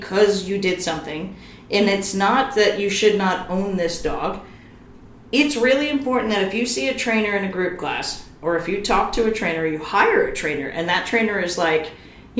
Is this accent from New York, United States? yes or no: yes; New York, United States; I'm from New York